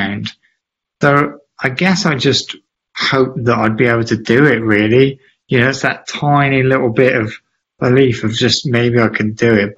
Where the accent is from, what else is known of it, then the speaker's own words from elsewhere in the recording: Gloucester, South West England, United Kingdom; I'm from Gloucester, you know, I'm born and bred